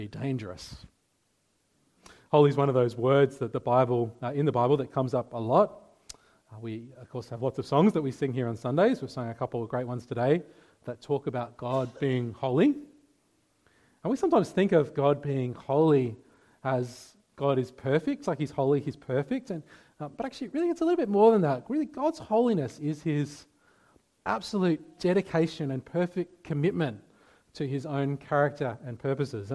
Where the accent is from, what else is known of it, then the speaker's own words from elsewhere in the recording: Adelaide Hills, South Australia, Australia; I grew up in the Adelaide Hills.